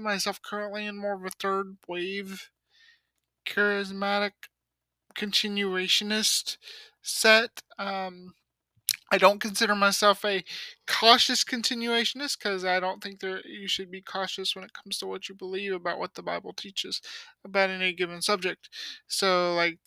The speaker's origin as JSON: {"language": "English", "region": "Louisiana", "country": "United States", "tie": "born or raised there", "said": "I was born in Louisiana"}